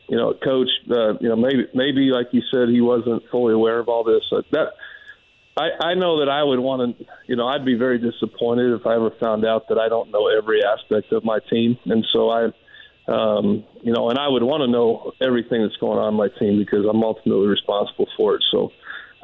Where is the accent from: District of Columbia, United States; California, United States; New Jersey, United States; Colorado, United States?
Colorado, United States; Denver; moved away; growing up in Denver, being a Denver Broncos fan